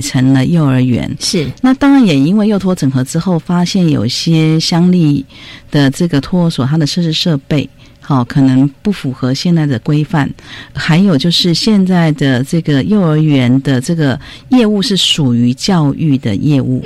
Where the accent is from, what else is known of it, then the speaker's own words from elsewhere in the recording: Taiwan; 我们，呃，原住民隔代教养比较多